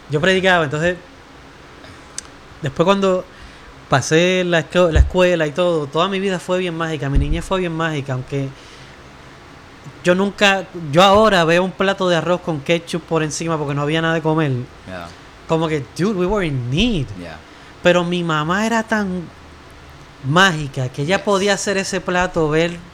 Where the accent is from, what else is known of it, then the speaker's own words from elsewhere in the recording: Trujillo Alto, Puerto Rico; Pues yo, yo me crié en Trujillo Alto, en el monte, monte urbano.